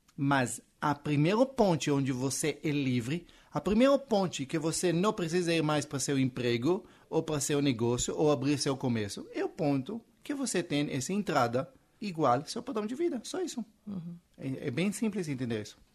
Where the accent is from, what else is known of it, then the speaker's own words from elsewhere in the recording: Israel; Portuguese is a second language; moved away as an adult; now in Brazil; eu sou israelense, esse sotaque que você está ouvindo não é da Bahia